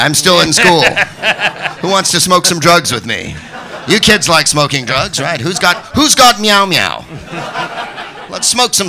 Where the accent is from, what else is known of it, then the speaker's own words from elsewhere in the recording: San Francisco, California, United States; I am from San Francisco.